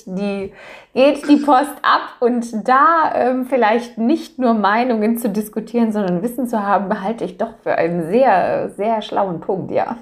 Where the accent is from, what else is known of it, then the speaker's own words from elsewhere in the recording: Germany; bei uns in Deutschland